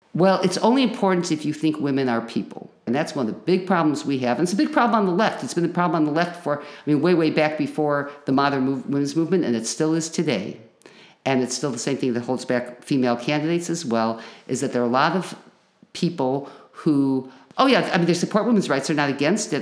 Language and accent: English; Chicago, Illinois, United States; moved away as an adult; now in Champaign-Urbana, United States; I grew up in Chicago